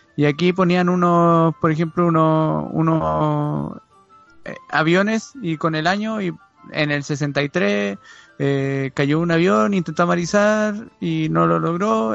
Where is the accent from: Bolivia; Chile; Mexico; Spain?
Chile; nosotros acá como somos chilenos